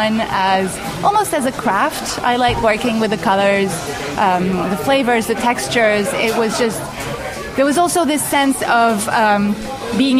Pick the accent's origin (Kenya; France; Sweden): France; Paris, Île-de-France; moved away as an adult; also born or lived in California; I'm a French food writer. I was born and raised in Paris